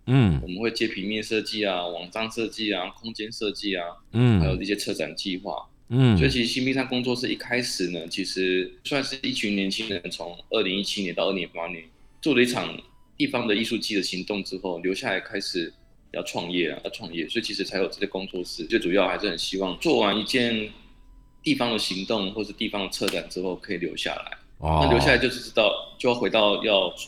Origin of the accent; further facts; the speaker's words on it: New Taipei, Taiwan; 我其实在新北新北长大的小孩。